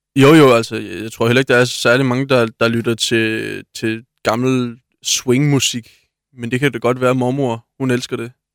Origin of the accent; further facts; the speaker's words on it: Svendborg, Southern Denmark, Denmark; moved away as an adult; also born or lived in Thurø; now in Odense, Denmark; født på Svendborg Hospital